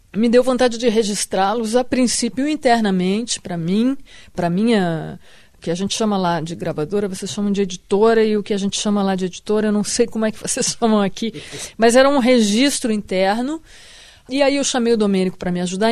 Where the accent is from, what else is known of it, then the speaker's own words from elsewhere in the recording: Rio Grande do Sul, Brazil; moved away as an adult; now in Rio de Janeiro, Brazil; Eu me sinto carioca no que isso não me tire nada do que eu me sinto gaúcha